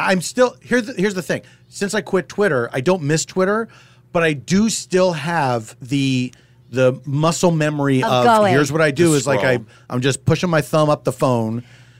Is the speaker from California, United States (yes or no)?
no; Philadelphia, Pennsylvania, United States; And then in June, I'll be going to my hometown of Philadelphia to do Varietopia for the first time.